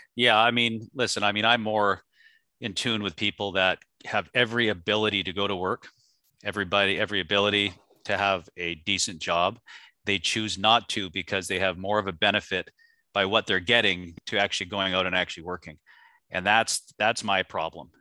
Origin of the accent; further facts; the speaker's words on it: Canada; now in United States; I grew up in Canada, so, you know, Canada, back when I was a child to what it is now, I now live in the United States